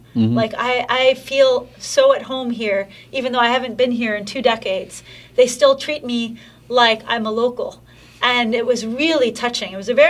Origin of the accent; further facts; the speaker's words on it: West Bank, Palestine; heard my Arabic, and they knew that I was from there, just from listening to my Arabic. They said, where are you from? I said, I'm from here. My parents got married here in 1970.